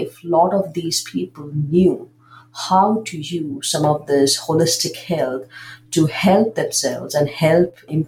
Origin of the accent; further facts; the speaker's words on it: Mumbai, Maharashtra, India; I grew up in Mumbai, India, and you know, growing up, we grew up with Ayurveda